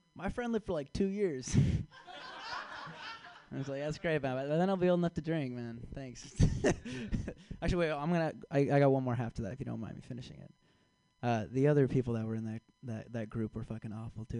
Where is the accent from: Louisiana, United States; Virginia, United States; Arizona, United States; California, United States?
California, United States; San Francisco; now in Chicago, United States; originally I'm from San Francisco. I was born here. I was raised here